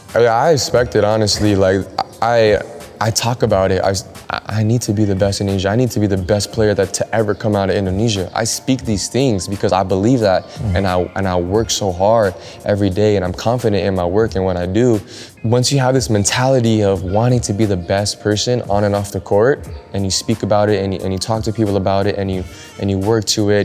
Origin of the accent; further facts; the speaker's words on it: Los Angeles, California, United States; growing up in Los Angeles, California.